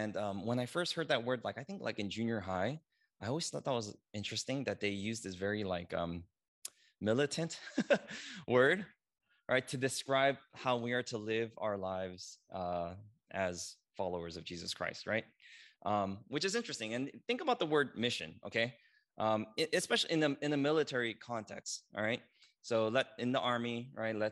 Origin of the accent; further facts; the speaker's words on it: United States; I'm Korean American